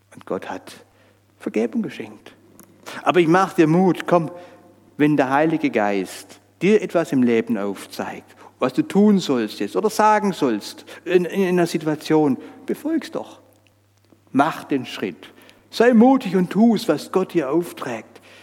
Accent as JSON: {"language": "German", "country": "Switzerland", "said": "bei uns in der Schweiz"}